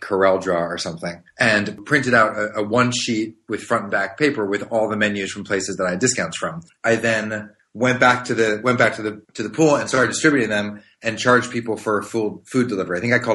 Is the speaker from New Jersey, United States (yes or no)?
no; Maryland, United States; I grew up in Maryland, right outside DC